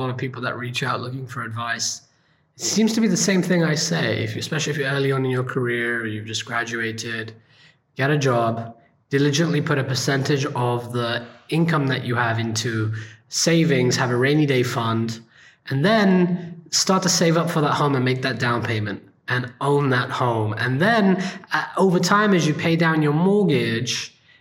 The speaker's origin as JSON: {"language": "English", "country": "India", "said": "being an Indian, I grew up in a poor neighborhood."}